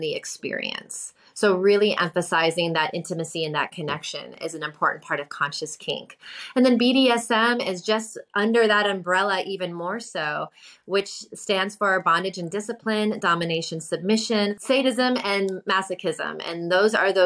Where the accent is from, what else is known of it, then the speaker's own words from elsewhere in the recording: New York City, New York, United States; when I came back to my hometown, New York City